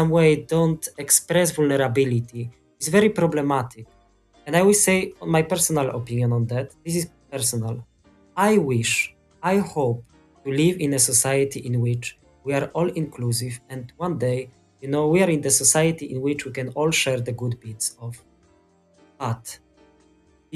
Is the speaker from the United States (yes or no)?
no; Poland; I'm from Poland